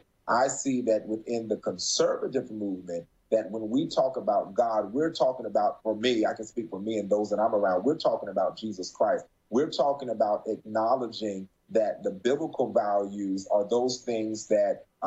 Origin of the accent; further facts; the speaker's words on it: Morehead City, North Carolina, United States; moved away; also born or lived in Florida; I joined some of the Men's Republicans Club in my hometown, Morehead City, North Carolina.